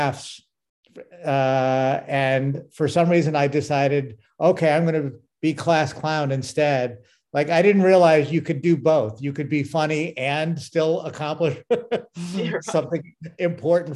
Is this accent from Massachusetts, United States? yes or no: yes; West Springfield, Massachusetts, United States; now in Los Angeles, United States; I grew up in West Springfield, Mass